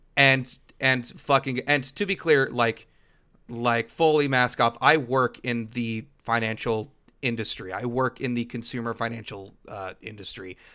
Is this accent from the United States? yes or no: yes; Los Angeles, California, United States; growing up in Los Angeles area, the way that the two of us did